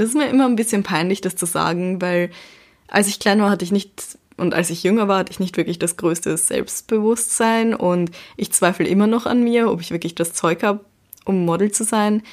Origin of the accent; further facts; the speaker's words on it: Baden, Lower Austria, Austria; moved away as an adult; now in Vienna, Austria; ich komme ja aus Baden und dort konnte man überall zu Fuß hingehen oder eben mit dem Bus fahren